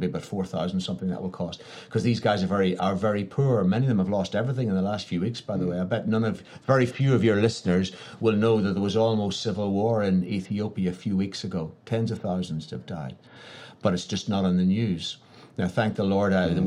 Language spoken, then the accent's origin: English; Ireland; I was from Ireland